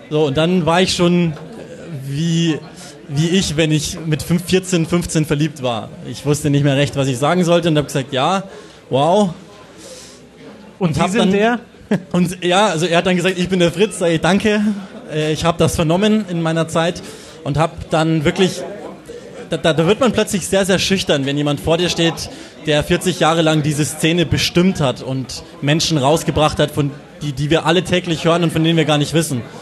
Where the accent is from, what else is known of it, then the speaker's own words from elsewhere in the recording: Burghausen, Bavaria, Germany; born there; now in Munich, Germany; Ich komme gebürtig aus Burghausen, die sind ja heute auch in der Stadt.